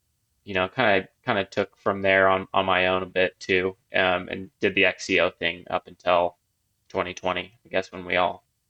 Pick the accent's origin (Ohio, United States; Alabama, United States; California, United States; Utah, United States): Utah, United States; Ogden; also born or lived in Salt Lake City, Utah; I lived in Salt Lake for like 6 years, stayed there for a couple years after, but I'm born and raised in Ogden and came back and bought a house here last year with my girlfriend. So back in Ogden for me.